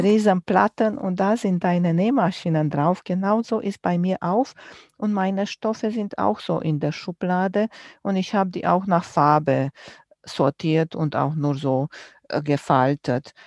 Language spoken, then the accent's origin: German; Romania; moved away; ich bin groß geworden in Rumänien und wir hatten nicht viel